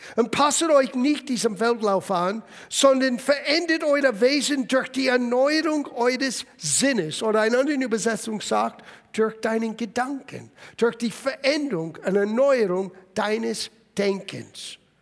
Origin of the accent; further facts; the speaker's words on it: United States; German is a second language; now in Germany; Ich bin in Amerika aufgewachsen